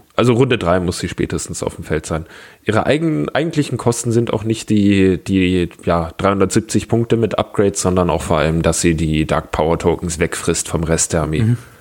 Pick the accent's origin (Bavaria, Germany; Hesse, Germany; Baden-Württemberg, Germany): Bavaria, Germany; Augsburg; moved away as an adult; now in Lübeck, Germany; ursprünglich komme ich aus Augsburg